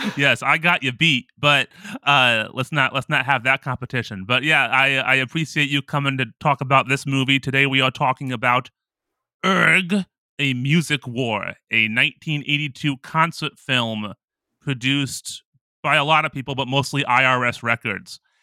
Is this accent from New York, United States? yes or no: no; Ohio, United States; I'm from Ohio